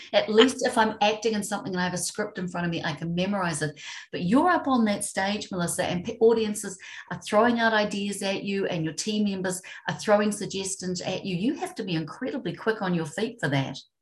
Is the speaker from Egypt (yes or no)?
no; New Zealand; I'm from New Zealand